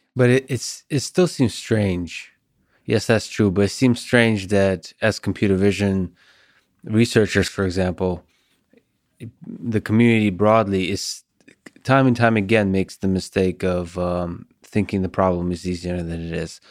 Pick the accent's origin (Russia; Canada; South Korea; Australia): Russia; I'm Russian